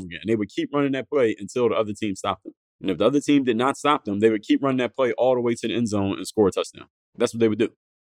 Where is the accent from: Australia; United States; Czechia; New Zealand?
United States; Philadelphia, Pennsylvania; growing up in Philadelphia, my teen years